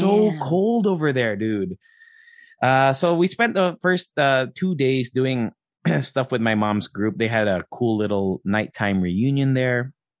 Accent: Alaska, United States; born there; So I was born in Alaska, and we got to stay with my Ate Edith.

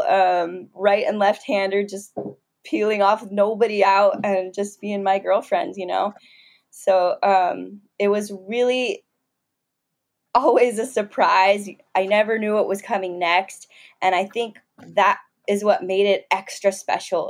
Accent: Southern California, United States; growing up in Southern California

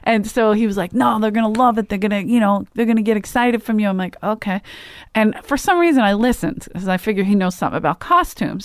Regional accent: Philadelphia, Pennsylvania, United States; moved away; I'm from Philly

